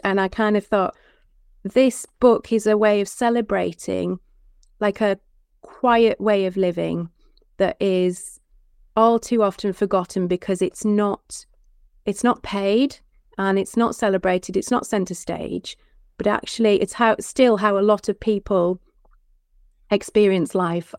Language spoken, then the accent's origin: English; Penrith, North West England, United Kingdom; also born or lived in Hereford; my childhood was in and around the farm. We didn't, so it's very close to the Lake District. It's at Penrith.